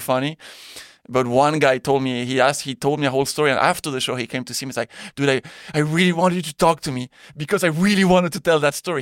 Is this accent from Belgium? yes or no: yes; Belgium; moved away as an adult; also born or lived in Spain / Thailand; born in Spain. Yeah, yeah. Then I grew up in Belgium.